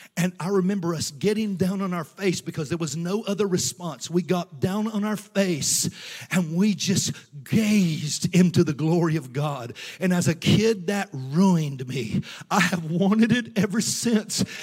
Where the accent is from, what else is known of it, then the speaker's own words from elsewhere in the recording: Tennessee, United States; moved away as an adult; also born or lived in North Georgia / St. Louis, Missouri; I grew up, I was born in Tennessee, and I grew up in churches in Tennessee and North Georgia